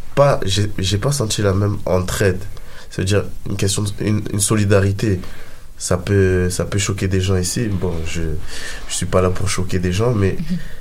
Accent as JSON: {"language": "French", "town": "Marseille", "region": "Provence-Alpes-Côte d'Azur", "country": "France", "moved": "as an adult", "lives_now": "Montreal, Canada", "said": "je viens du sud de la France"}